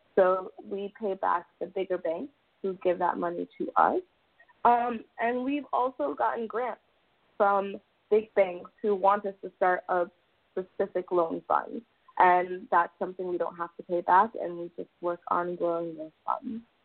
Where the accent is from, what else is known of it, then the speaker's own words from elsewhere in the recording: South Florida, United States; I'm actually a South Florida native